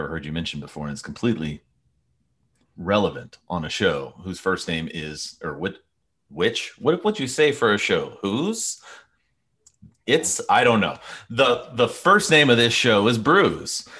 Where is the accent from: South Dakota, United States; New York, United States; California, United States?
California, United States; Bakersfield; I grew up in Bakersfield, California